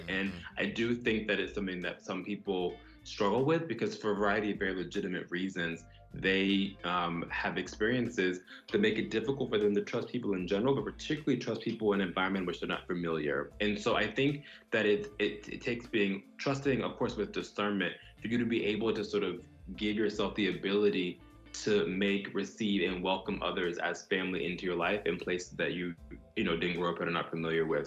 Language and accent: English; Broward County, South Florida, United States; moved away as an adult; also born or lived in San Antonio, Texas / Dallas, Texas; now in New York, United States; I grew up in South Florida, Broward County to be exact, and I live in New York now